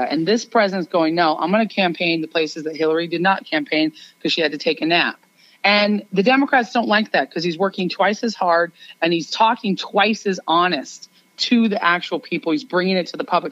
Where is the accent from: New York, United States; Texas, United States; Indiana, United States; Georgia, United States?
New York, United States; I am a New Yorker